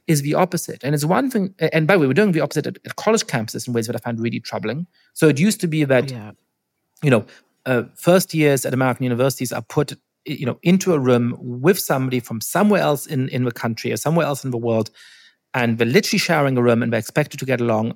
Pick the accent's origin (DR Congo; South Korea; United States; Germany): Germany; when I was growing up in Germany